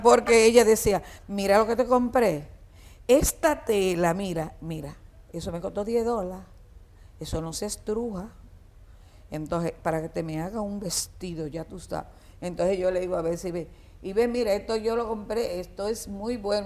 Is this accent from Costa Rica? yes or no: no; Dominican Republic; also born or lived in Puerto Rico; Todos somos dominicanos.